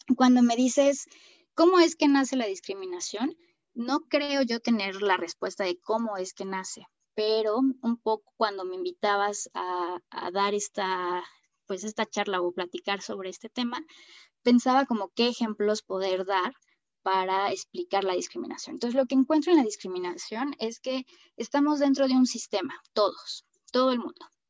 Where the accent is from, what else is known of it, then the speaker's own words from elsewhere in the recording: Mexico City, Mexico; soy mexicana, y eh, nacida en la Ciudad de México